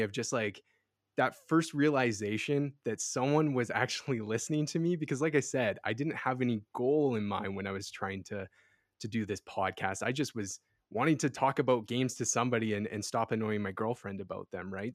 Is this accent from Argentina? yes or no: no; Edmonton, Alberta, Canada; I'm from Edmonton, Alberta, Western Canada